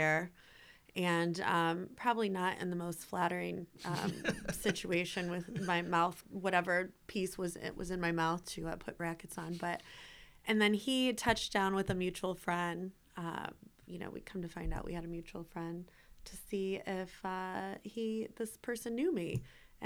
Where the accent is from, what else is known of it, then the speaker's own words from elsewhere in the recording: La Porte, Indiana, United States; also born or lived in Chicago / South Bend / Denver; I grew up in La Porte